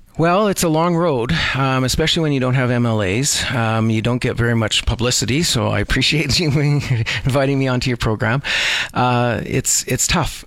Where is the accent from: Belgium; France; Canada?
Canada; Edmonton, Alberta; also born or lived in Vancouver, Canada; now in Calgary, Canada; I, I, grew up in Edmonton